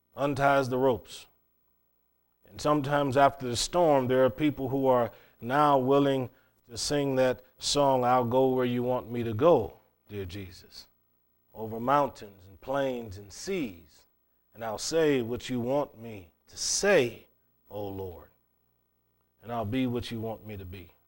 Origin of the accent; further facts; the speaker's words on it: Cleveland, Ohio, United States; growing up in Cleveland, Ohio, city boy